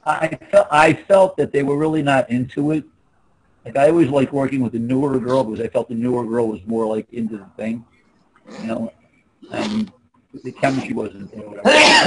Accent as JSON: {"language": "English", "town": "Philadelphia", "region": "Pennsylvania", "country": "United States", "tie": "born or raised there", "said": "Born and raised in Philly, went to South Philly High"}